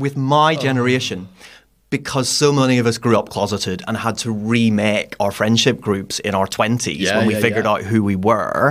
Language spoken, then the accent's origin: English; Northern Ireland, United Kingdom; moved away as an adult; also born or lived in London; now in Cape Town, South Africa; growing up in the 80s and 90s, Northern Ireland